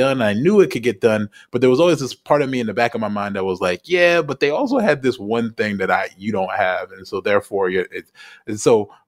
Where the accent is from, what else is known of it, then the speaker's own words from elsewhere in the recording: United States; moved away; because I'm an American